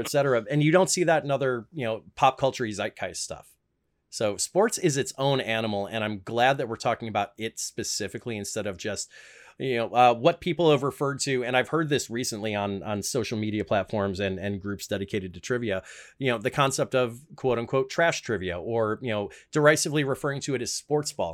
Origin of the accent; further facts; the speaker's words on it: Chicago, Illinois, United States; the front room, as we call it in Chicagoland